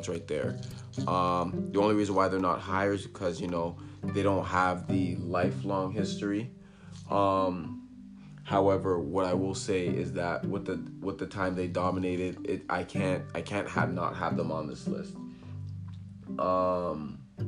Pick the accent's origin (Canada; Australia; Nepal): Canada; As Canadian